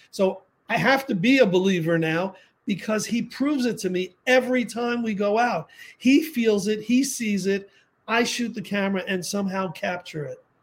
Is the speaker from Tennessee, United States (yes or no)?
no; New York City, New York, United States; I grew up in the Bronx